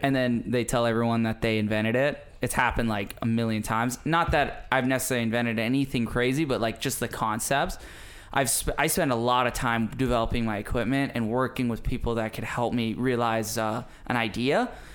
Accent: Maui, Hawaii, United States; my development as a kid growing up on Maui

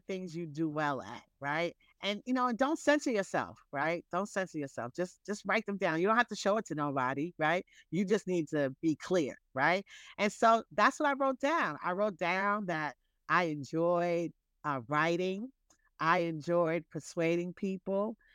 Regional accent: New York City, New York, United States; I'm a New Yorker

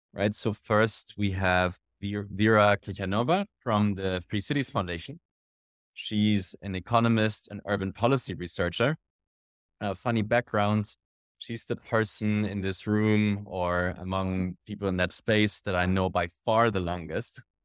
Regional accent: Germany; my background is an entrepreneur, I'm from Germany

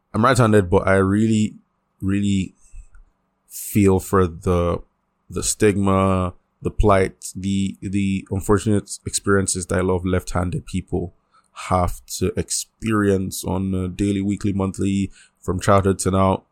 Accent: Nigeria; I'm I'm Nigerian

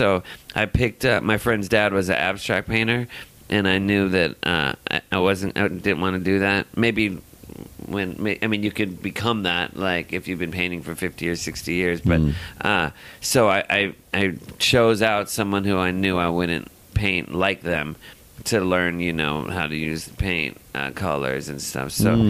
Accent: Los Angeles, California, United States; Yeah, born and raised.

